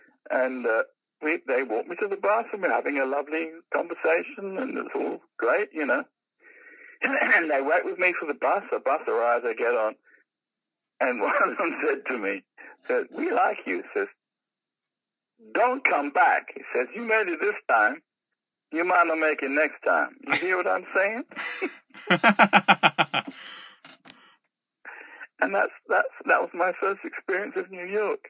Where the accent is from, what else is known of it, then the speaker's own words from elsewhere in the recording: London, United Kingdom; I come from Labrador Grove